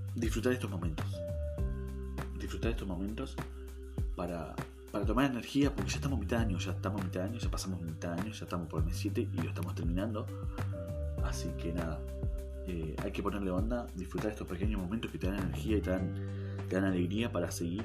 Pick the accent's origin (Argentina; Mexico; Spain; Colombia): Argentina; acá en Argentina, como muchos saben, somos muy pasionales